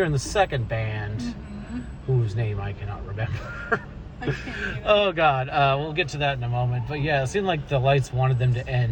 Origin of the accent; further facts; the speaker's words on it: Midwest, United States; now in California, United States; I grew up in the Midwest.